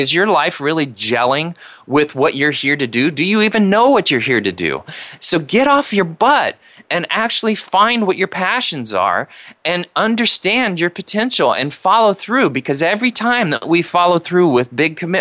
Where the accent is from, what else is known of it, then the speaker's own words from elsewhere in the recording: Indiana, United States; now in California, United States; I grew up in Indiana, which there's nothing wrong with Indiana. It's a great place to grow up